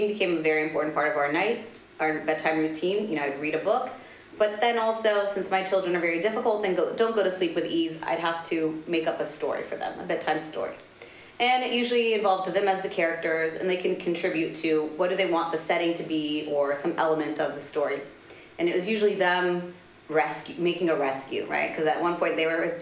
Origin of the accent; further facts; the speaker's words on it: Washington, District of Columbia, United States; moved away as an adult; also born or lived in Spain; now in Dubai, United Arab Emirates; I'm Palestinian American, so born and raised right in the U.S. capital of Washington, D.C.